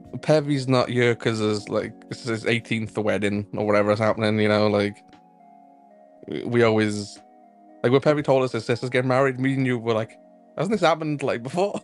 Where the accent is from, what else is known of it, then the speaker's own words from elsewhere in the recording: Wales, United Kingdom; I'm Welsh